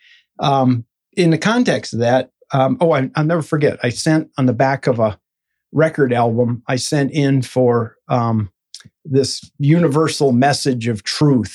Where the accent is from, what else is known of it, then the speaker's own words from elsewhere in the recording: Northwest Michigan, United States; I was born in Michigan, and a small town in Northwest Michigan